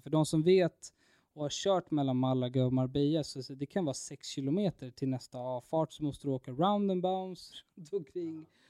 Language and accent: Swedish; Stockholm, Stockholm County, Sweden; hemma i Stockholm